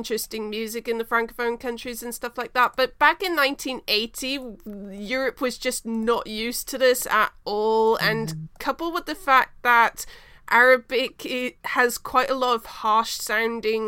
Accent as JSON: {"language": "English", "country": "New Zealand", "said": "I am from New Zealand"}